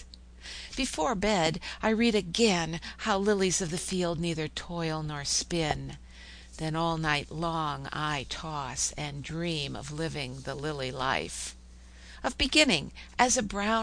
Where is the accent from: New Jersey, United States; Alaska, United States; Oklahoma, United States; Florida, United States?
Oklahoma, United States; I'm from Oklahoma